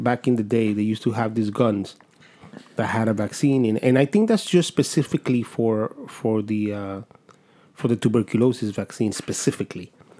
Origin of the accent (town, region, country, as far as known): Dominican Republic; now in United States